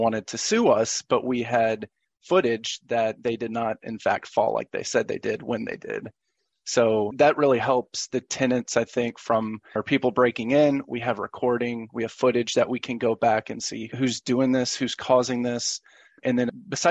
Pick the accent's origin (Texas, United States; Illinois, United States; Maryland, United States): Texas, United States; Dallas; now in Nashville, United States; I am originally from Dallas, Texas, lived in the Nashville area for the last 15 years or so